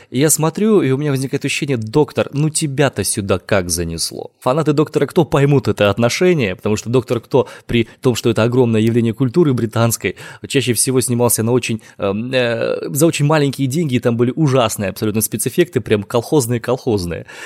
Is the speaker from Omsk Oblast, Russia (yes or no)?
yes; Omsk, Omsk Oblast, Russia; из Омска.